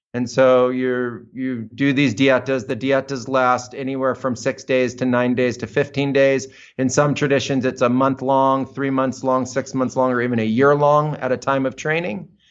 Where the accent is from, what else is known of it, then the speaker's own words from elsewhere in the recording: United States; moved away; I was growing up in American suburbia